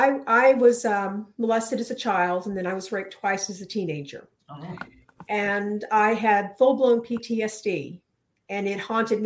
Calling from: Clayton, North Carolina, United States; Clayton, North Carolina, just outside of Raleigh.

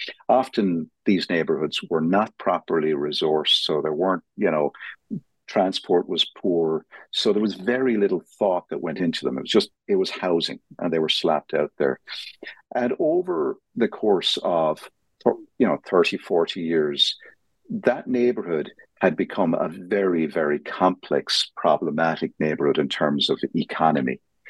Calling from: Dublin, Leinster, Ireland; I'm calling in from Dublin, Ireland

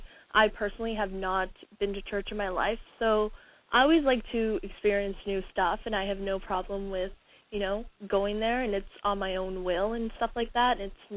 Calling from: Winnipeg, Manitoba, Canada; from Winnipeg.

